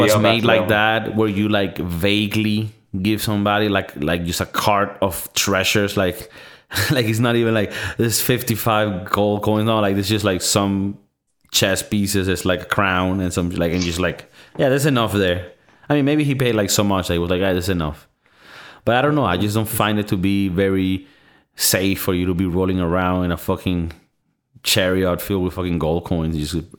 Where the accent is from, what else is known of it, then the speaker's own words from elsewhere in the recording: Florida, United States; No, I'm from Florida.